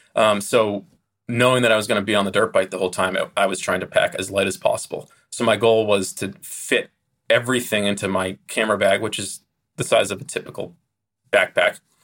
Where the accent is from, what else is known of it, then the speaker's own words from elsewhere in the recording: United States; as an American